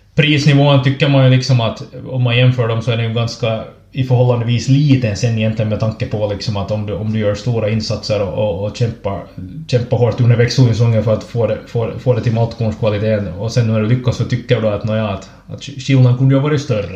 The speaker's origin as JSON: {"language": "Swedish", "town": "Ekenäs", "region": "Uusimaa", "country": "Finland", "also_born_or_lived": "Snappertuna / Raseborg", "said": "jag kommer från, från Ekenäs"}